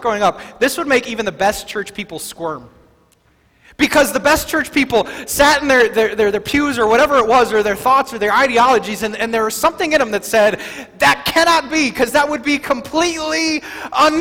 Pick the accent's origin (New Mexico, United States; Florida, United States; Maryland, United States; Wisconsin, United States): Wisconsin, United States; I grew up in Wisconsin during the 80s and the 90s